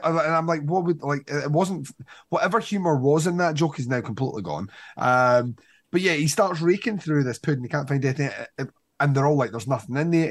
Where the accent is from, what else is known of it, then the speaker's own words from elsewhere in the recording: Scotland, United Kingdom; we're Scottish